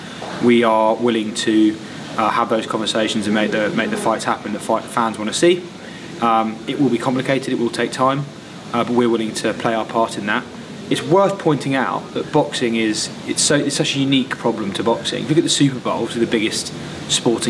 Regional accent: United Kingdom; Speaking as a British fight fan myself

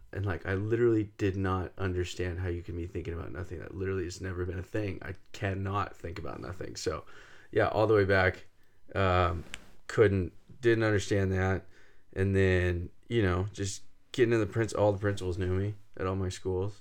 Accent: Fresno, California, United States; We grew up in Fresno, right in the middle of San Joaquin Valley.

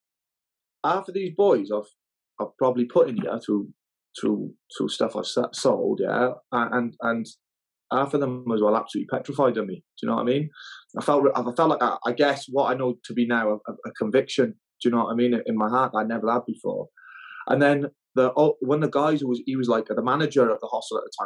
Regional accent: Newport, Wales, United Kingdom; moved away as an adult; also born or lived in Nidri; I come from Wales, a place called Newport

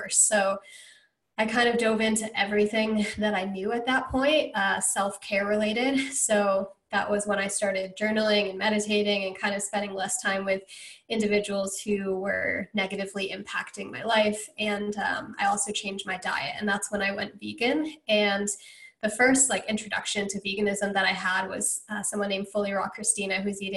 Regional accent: Connecticut, United States; moved away; also born or lived in Georgia / Hawaii; I grew up in Connecticut

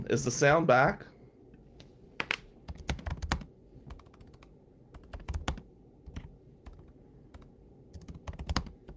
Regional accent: Atlantic City, New Jersey, United States; now in Michigan, United States; I grew up poor in Atlantic City, New Jersey

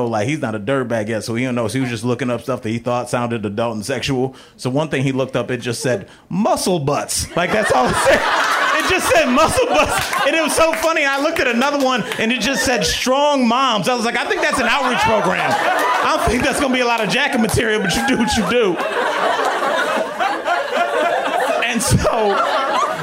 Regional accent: Cleveland, Ohio, United States; moved away; I went home to my hometown of Cleveland.

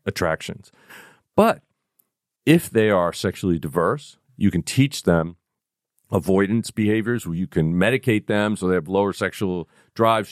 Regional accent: New York City, New York, United States; I am from the Bronx

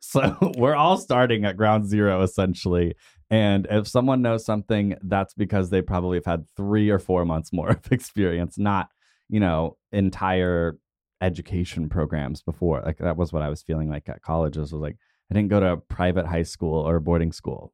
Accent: Tulsa, Oklahoma, United States; growing up in Tulsa

